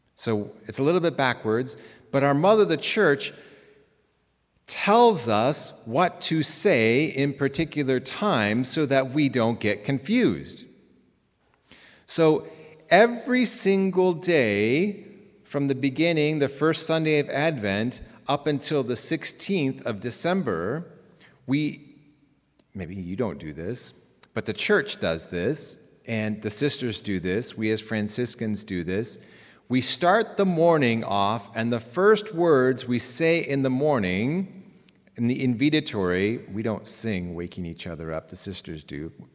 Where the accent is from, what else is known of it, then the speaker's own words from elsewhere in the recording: Reno, Nevada, United States; now in Bronx, United States; I come from Reno. My parents were Canadian. They moved to Reno, um, for my mother's health. I have a younger brother